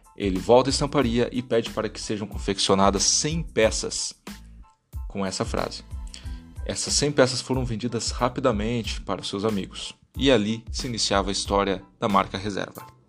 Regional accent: Brazil; Como brasileiros

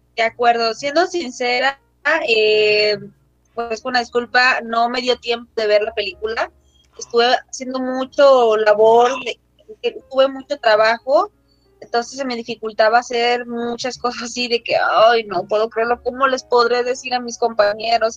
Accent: Guerrero, Mexico; soy de aquí, de Guerrero

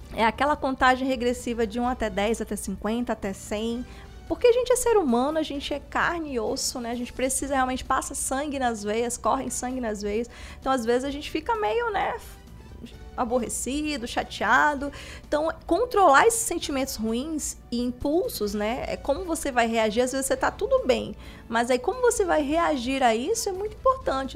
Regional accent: Castanhal, Pará, Brazil; Eu sou de Castanhal

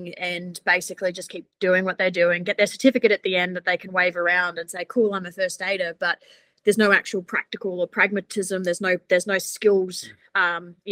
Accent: Australia; now in New Zealand; I'm from Australia and it's exactly the same over there

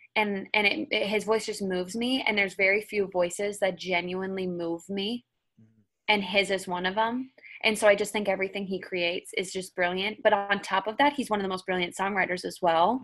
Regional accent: Minnesota, United States; moved away as an adult; now in Nashville, United States; growing up in Minnesota

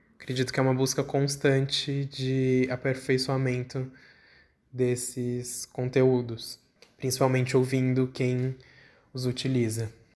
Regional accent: São Paulo, Brazil; eu tenho 26 anos, eu sou de São Paulo

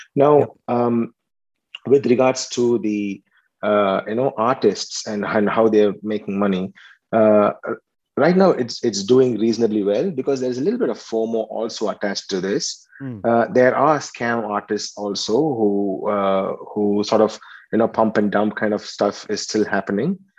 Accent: Chennai, Tamil Nadu, India; moved away as an adult; also born or lived in Tirunelveli, India; now in Australia; I, I was uh, born and brought up in Chennai, and then I came here to um, to to Australia a couple of years ago

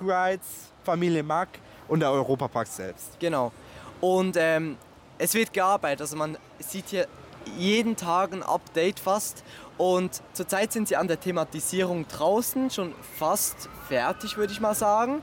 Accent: Switzerland; ich komme aus der Schweiz

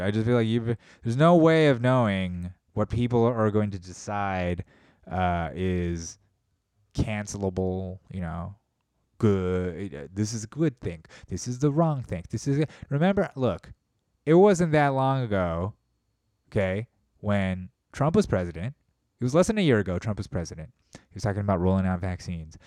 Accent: United States; being an American

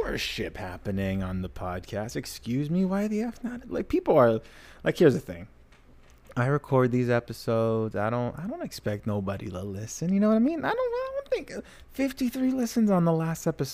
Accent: United States; I'm American

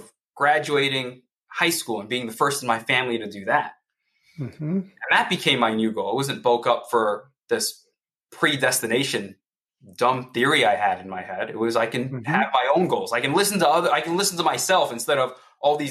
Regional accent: New York City, New York, United States; I grew up in New York City in Queens

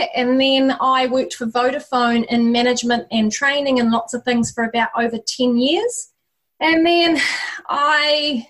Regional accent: New Zealand; now in Australia; Originally from New Zealand, but we've been out in New Zealand for 10 years, although you wouldn't know it by my accent.

